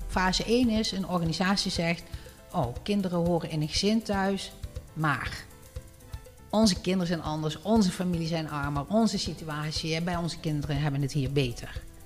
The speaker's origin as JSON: {"language": "Dutch", "country": "Netherlands", "said": "wij als Nederlanders"}